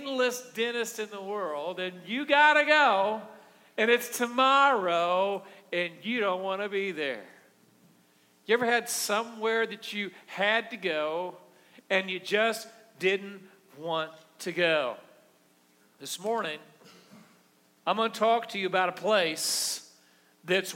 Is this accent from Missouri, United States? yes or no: yes; Missouri, United States; I'm from Missouri